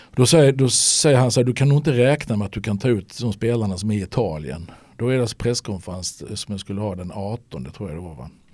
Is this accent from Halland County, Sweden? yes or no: yes; Halmstad, Halland County, Sweden; born or raised there